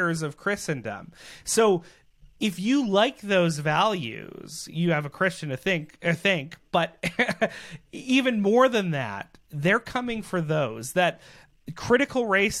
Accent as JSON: {"language": "English", "country": "Canada", "said": "as Canadian citizens"}